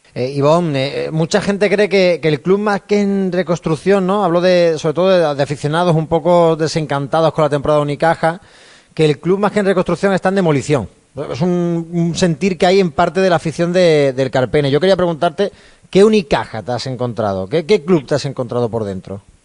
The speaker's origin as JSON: {"language": "Spanish", "town": "Málaga", "region": "Andalusia", "country": "Spain"}